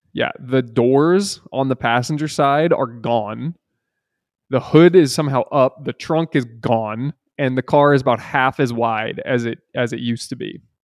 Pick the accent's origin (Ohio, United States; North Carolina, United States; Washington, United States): Washington, United States; Seattle; I'm from Seattle